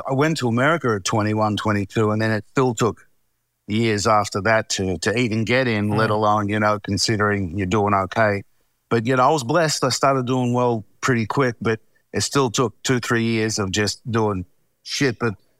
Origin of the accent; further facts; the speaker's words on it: Melbourne, Victoria, Australia; accent: Aussie; moved away; also born or lived in Hollywood; Born and raised. Born and raised in Melbourne.